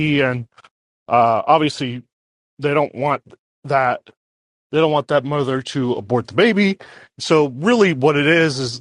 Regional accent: Miami, Florida, United States; now in Grand Rapids, United States; Moving back to Florida. I'm from Miami.

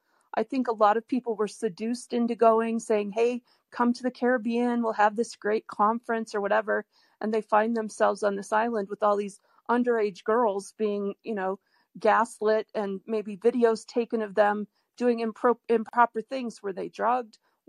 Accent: Detroit, Michigan, United States; now in Boulder, United States; I grew up in Detroit, though.

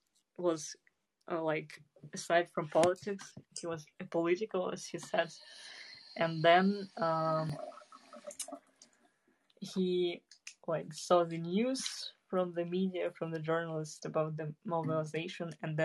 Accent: Kazakhstan; moved away; also born or lived in Russia; No, I was born in Kazakhstan, but I lived yeah, in Russia.

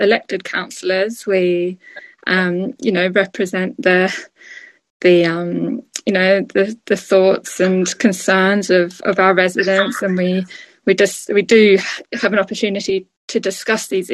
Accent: Australia; moved away as an adult; now in United Kingdom; I'm Australian originally. I've lived here for 16 years

